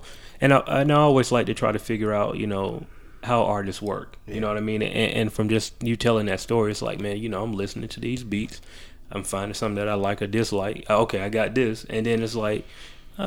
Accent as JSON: {"language": "English", "town": "Macon", "region": "Georgia", "country": "United States", "tie": "born or raised there", "lives_now": "Atlanta, United States", "said": "I was born here, but I was raised in Macon, like an hour away"}